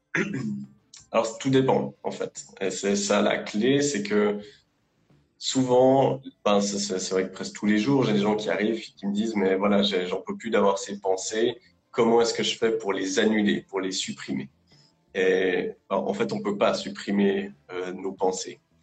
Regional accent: Lausanne, Vaud, Switzerland; je, bosse en Suisse, à Lausanne. Je suis suisse d'origine, j'ai toujours vécu euh, ici.

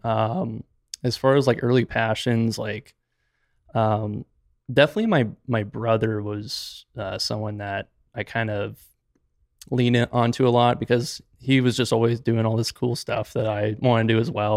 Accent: Gilbert, Arizona, United States; also born or lived in Moab, Utah; I was originally born and raised in Gilbert

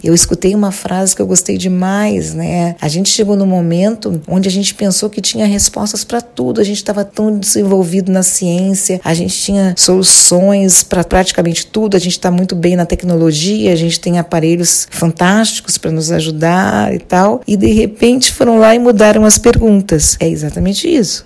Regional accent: Rio de Janeiro, Brazil; eu sou do Rio

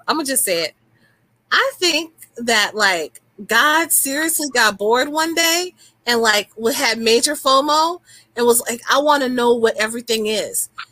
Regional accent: New Orleans, Louisiana, United States; I'm from New Orleans, so the root working is like natural to me

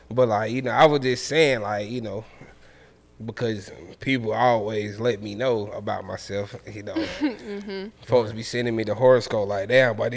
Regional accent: Atlanta, Georgia, United States; I'm from the West End.

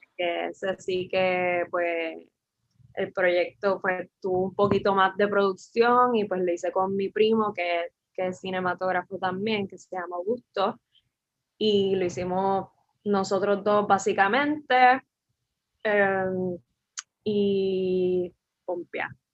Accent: San Juan, Puerto Rico; soy de San Juan

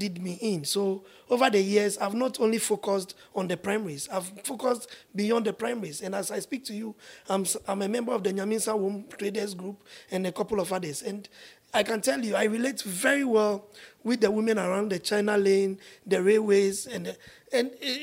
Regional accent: Accra, Greater Accra, Ghana; I come from Leshi

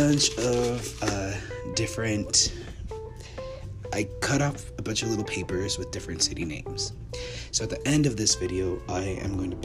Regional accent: Orem, Utah, United States; also born or lived in Maracaibo, Venezuela / Madrid, Spain; I was born in Maracaibo, Venezuela, and have been raised in the United States, in Utah, in a city called Orem

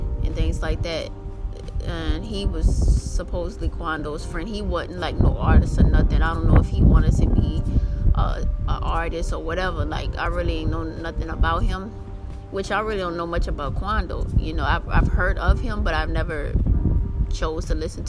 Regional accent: New Orleans, Louisiana, United States; I'm from New Orleans

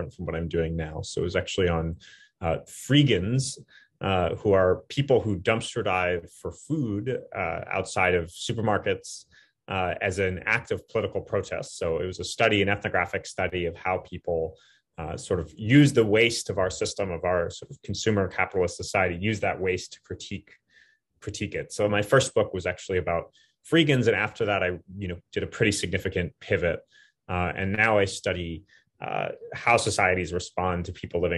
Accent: Flagstaff, Arizona, United States; also born or lived in Berkeley, California; now in New York, United States; So I'm from Flagstaff, Arizona. So it's a relatively small city in the southwest of the United States, but haven't lived there for a long time.

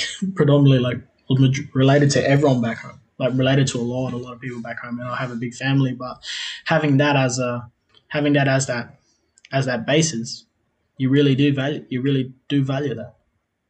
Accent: South Australia, Australia; also born or lived in Adelaide; now in Melbourne, Australia; I'm originally from South Australia. I currently live in Melbourne. I was born in Adelaide, but I was raised out on a country. I was raised out on a country town called Sojourner. So I grew up in one of those small communities, like basically a mission, which was called Coonabarra.

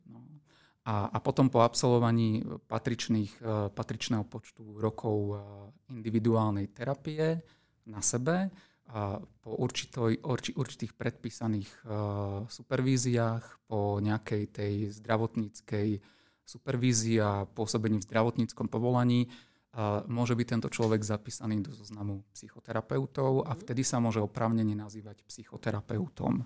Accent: Slovakia; som Slovák

